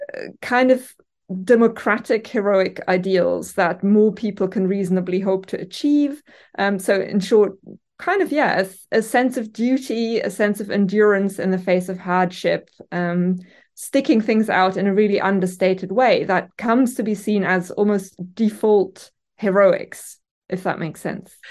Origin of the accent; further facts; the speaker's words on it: Germany; English is a second language; moved away as an adult; now in Newcastle, United Kingdom; by my name and accent, I'm orig-, originally from Germany, um, and have lived here for over a decade now.